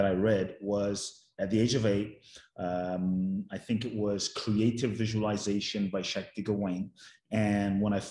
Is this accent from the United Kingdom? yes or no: yes; London, United Kingdom; I grew up in London